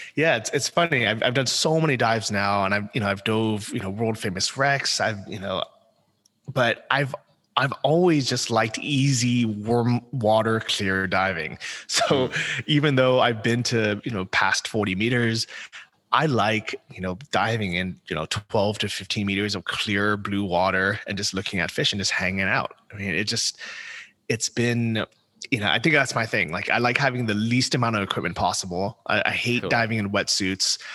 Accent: San Francisco, California, United States; moved away as an adult; also born or lived in Thailand / Poland / Ukraine; I grew up in San Francisco

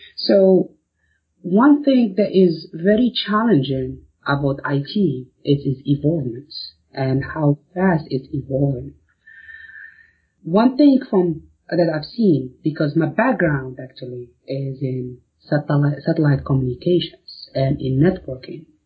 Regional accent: Morocco; moved away as an adult; also born or lived in Arkansas, United States; now in United States; I'm originally from Morocco and I moved to the States to go to school in University of Arkansas

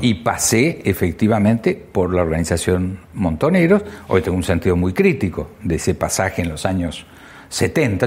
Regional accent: Argentina

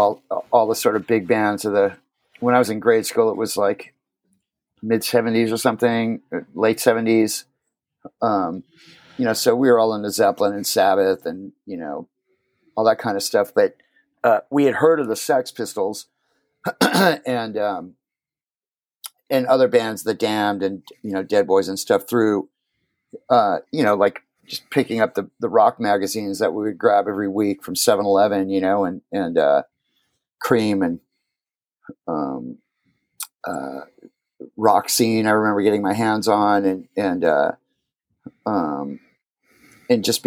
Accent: Huntington Beach, California, United States; also born or lived in Phoenix, Arizona; I grew up in Huntington Beach, California

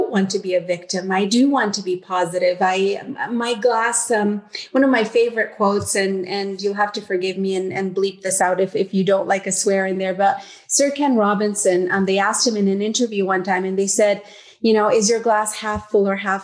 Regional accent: Yemen; moved away as an adult; also born or lived in Uganda; now in Canada; I am a girl from Yemen

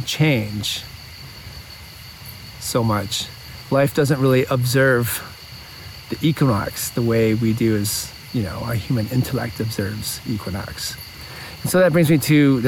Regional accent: Midwest, United States; now in Ojai, United States; my childhood and growing up in the Midwest

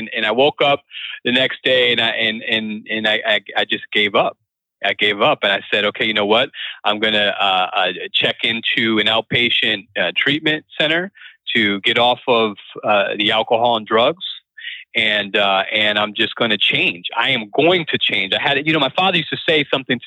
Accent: Springfield, Massachusetts, United States; moved away as an adult; also born or lived in Arizona / Winston-Salem, North Carolina; I was born in Arizona, raised in Springfield, Massachusetts

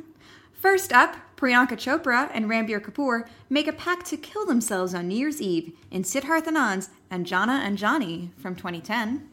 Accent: Canada; We are Canadian

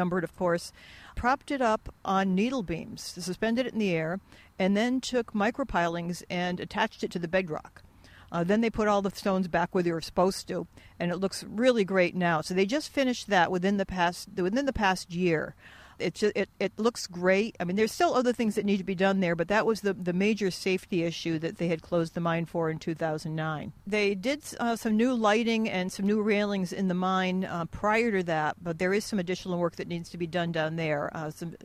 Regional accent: Stafford Springs, Connecticut, United States; I grew up in Stafford Springs

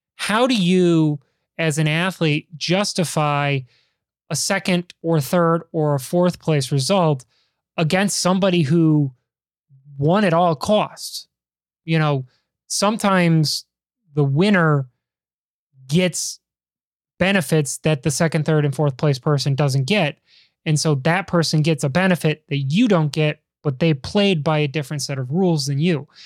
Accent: Chicago, Illinois, United States; you and I are men of Chicago.

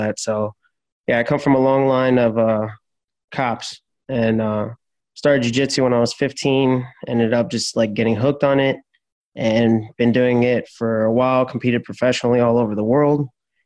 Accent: Miami, Florida, United States; I was born in Miami, Florida

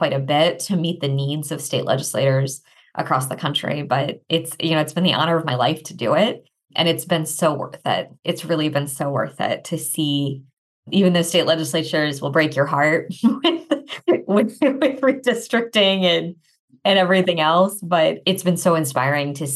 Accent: St. Louis, Missouri, United States; I grew up in the St. Louis suburbs

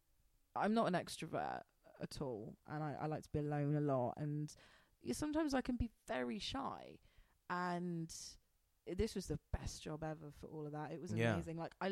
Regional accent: United Kingdom; I'm British.

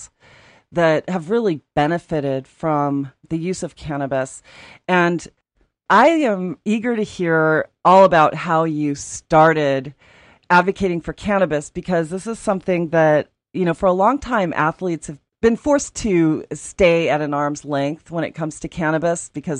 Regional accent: Aspen, Colorado, United States; When I was growing up in Aspen

